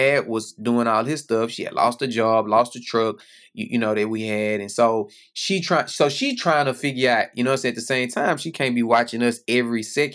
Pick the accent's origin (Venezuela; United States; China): United States; Houston, Texas; I grew up in Houston